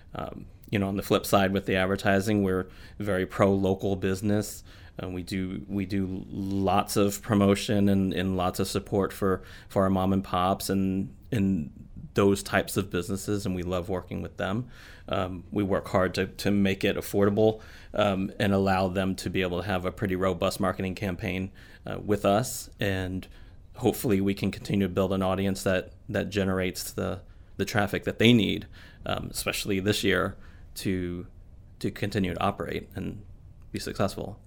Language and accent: English; Missouri, United States; moved away as an adult; also born or lived in Houston, Texas / Kansas City / St. Louis / Sarasota, Florida; now in Florida, United States; I was born in Houston, Texas, but grew up in Missouri, uh, Kansas City, and then later Saint Louis